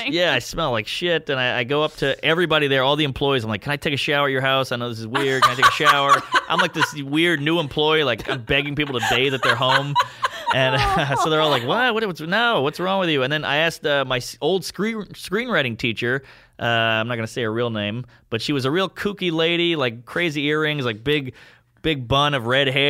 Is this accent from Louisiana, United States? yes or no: yes; New Orleans, Louisiana, United States; now in New York, United States; I'm from New Orleans. You got fucked with all the time there.